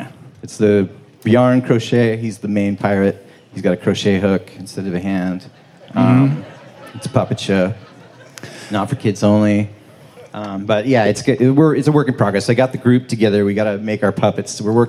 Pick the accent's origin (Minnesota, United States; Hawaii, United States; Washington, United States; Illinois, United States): Washington, United States; Samish Island; moved away as an adult; also born or lived in Anacortes / Olympia; now in Philadelphia, United States; I grew up on Samish Island, moved to Anacortes from there.